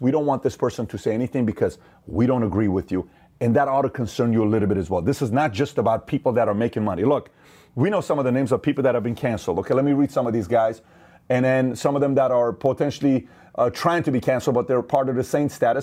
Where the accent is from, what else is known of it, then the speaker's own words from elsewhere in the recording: Iran; now in United States; Assyrian, born in Iran, and made in America